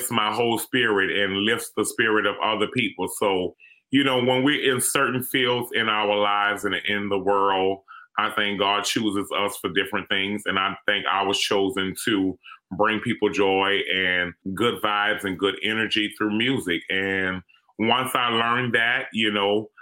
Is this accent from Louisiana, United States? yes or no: yes; New Orleans, Louisiana, United States; it was rough growing up here in New Orleans, being Black and growing up in the community that I grew up